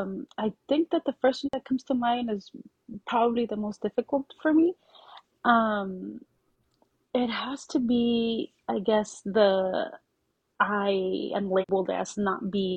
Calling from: Mansfield, Texas, United States; I am in Mansfield, Texas, which I'm sure nobody knows where that is, but it's in the DFW area.

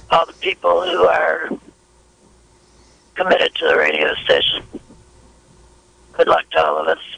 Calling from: Redwood Valley, California, United States; I'm calling from Redwood Valley.

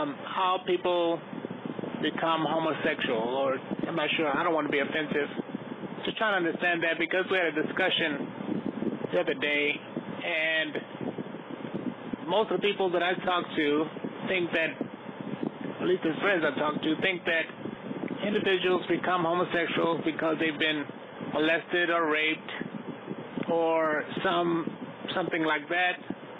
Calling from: Houston, Texas, United States; I'm calling from Houston, Texas.

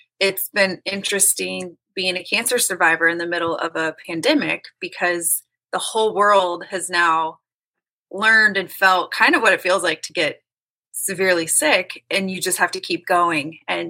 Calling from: Kansas City, Missouri, United States; Kansas City, Missouri.

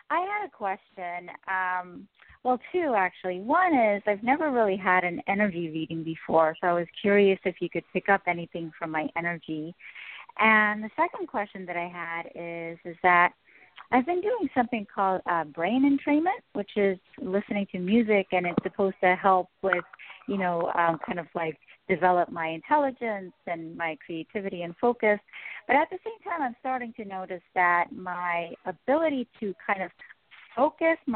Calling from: New York City, New York, United States; I'm calling from New York City.

